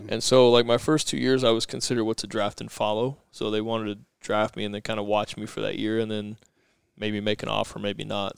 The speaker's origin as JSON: {"language": "English", "town": "Chandler", "region": "Arizona", "country": "United States", "tie": "born or raised there", "said": "I grew up here in, in Arizona in Chandler"}